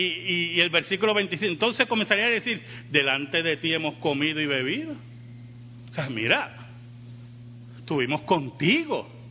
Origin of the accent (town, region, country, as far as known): Puerto Rico